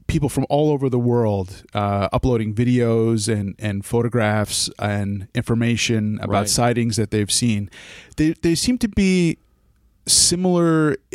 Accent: New York, United States; I had an experience myself. I'm from the Hudson Valley.

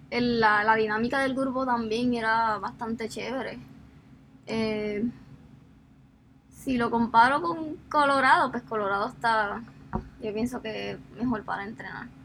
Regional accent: Puerto Rico; aquí en mi país.

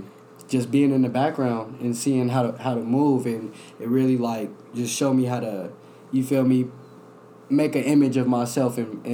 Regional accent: Las Vegas, Nevada, United States; moved away; also born or lived in Inland Empire, California; I grew up in Vegas, and I also grew up in IE, California.

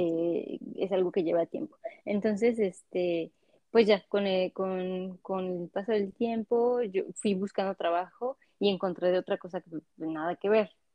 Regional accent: Mexico; moved away as an adult; now in France; vengo de México, soy mexicana

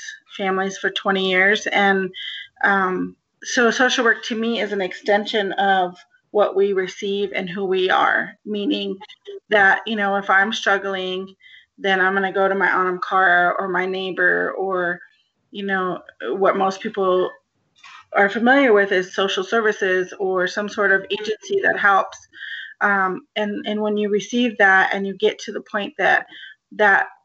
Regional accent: Denver, Colorado, United States; I grew up in Northwest Denver

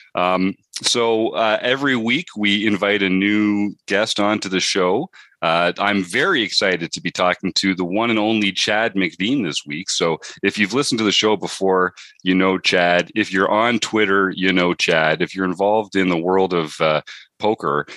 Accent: Canada; Canadians like you and me.

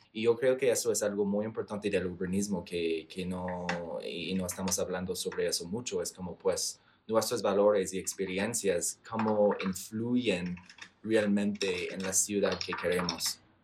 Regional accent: Canada; Spanish is a second language; now in Colombia; estoy de Canadá

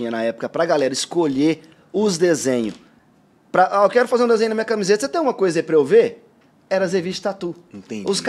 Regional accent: Guaíra, São Paulo, Brazil; also born or lived in Ribeirão Preto; Cara, eu sou natural de Ribeirão Preto, interior de São Paulo, porém, eu vivi a maior parte da minha, da minha infância ali e até o começo da adolescência em Guaíra.

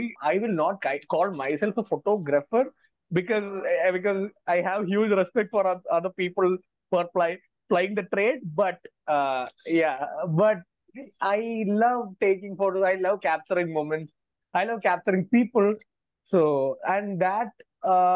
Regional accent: Thiruvananthapuram, Kerala, India; moved away as an adult; now in Hyderabad, India; I'm from Kerala. I'm from this place called Trivandrum, the southernmost point of India. So of course, I spent my 22 years in Trivandrum before shifting to Hyderabad in 2018.

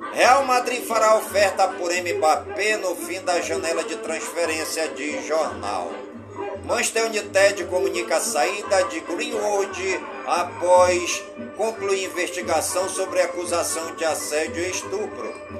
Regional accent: Careiro da Várzea, Amazonas, Brazil; em todas as comunidades do Careiro da Vaz, em minha cidade natal

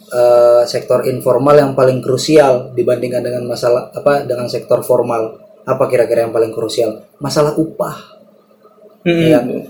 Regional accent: Subang, West Java, Indonesia; moved away; di masyarakat gue tuh di kampung gue di Subang sana

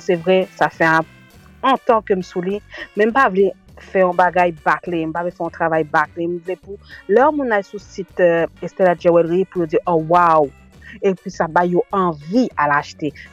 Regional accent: France; also born or lived in Haiti (born); a laj de 4 an, mwen kite Haiti, maman mwen fè mwen rentre en France, e se la ke mwen grandi, mwen fè etrin mwen, e jiska mennen, e mwen vive la, mwen fè ti mouna, tout ba, e mwen isi en France.

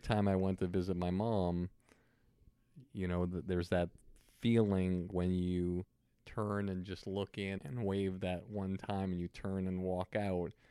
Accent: Longmeadow, Massachusetts, United States; moved away; also born or lived in Boston / New York; I grew up in Long Meadow, Massachusetts, went to Boston University, and then went to New York, and then here.

